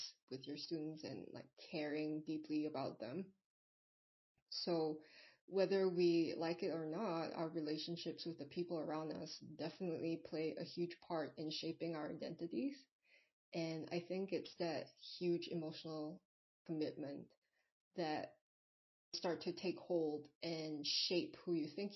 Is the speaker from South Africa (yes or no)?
no; Singapore; I'm not even from America, I'm from Singapore